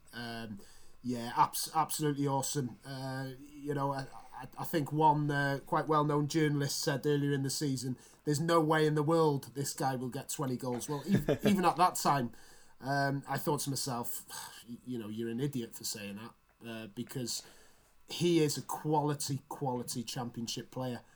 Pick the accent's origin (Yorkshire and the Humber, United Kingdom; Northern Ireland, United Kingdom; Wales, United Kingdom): Wales, United Kingdom; as a Welshman